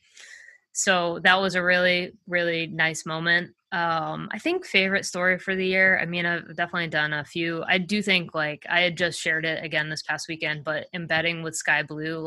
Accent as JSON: {"language": "English", "region": "Massachusetts", "country": "United States", "moved": "yes", "said": "I'm originally from Massachusetts."}